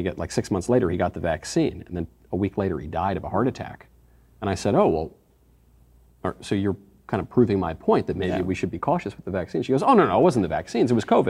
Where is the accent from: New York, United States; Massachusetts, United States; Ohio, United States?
New York, United States; New York.